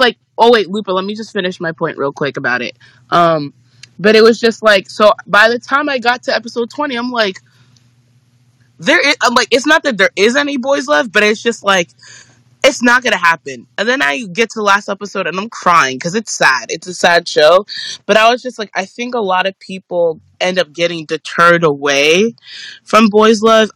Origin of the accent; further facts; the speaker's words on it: New York City, New York, United States; I'm from New York City, I live in New York City